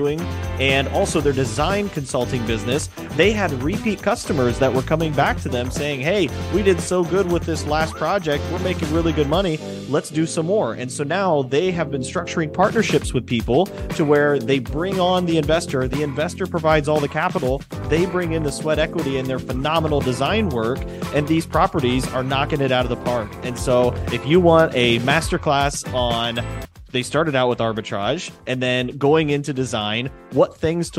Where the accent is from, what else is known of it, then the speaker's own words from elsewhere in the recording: Fort Wayne, Indiana, United States; you and I were both Midwest boys at heart. You know, I'm from Fort Wayne, Indiana.